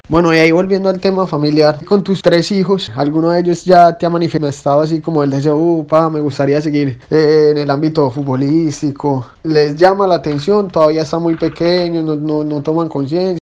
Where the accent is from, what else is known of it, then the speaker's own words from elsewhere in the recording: Paisa, Antioquia, Colombia; now in Buenos Aires, Argentina; como buen paisa